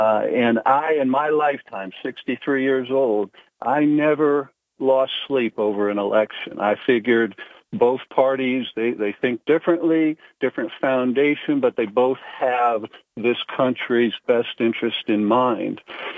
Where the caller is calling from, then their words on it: Pennsylvania, United States; I'm calling from Susquehanna County.